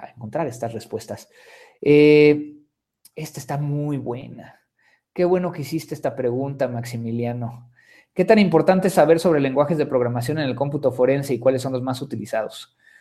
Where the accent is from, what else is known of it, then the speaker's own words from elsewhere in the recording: Mexico; soy mexicano